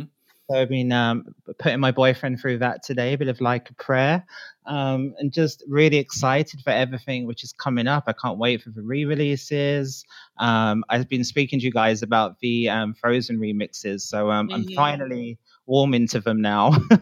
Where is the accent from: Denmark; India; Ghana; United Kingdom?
United Kingdom; Carlisle, North West England; I'm from Carlisle in Cumbria in the UK.